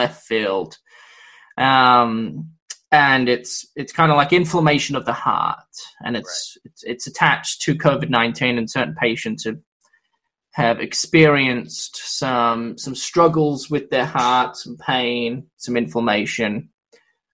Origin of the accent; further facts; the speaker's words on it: Victoria, Australia; now in United States; My home state of Victoria